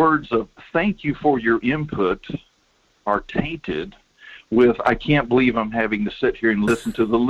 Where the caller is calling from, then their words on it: Denali, Alaska, United States; Morning, Mike. It's … out of Denali.